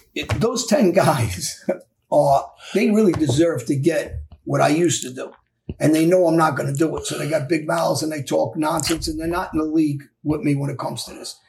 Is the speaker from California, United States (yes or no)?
no; New York City, New York, United States; kids from my neighborhood, we grew up on Jamaica Avenue, East New York, South Jamaica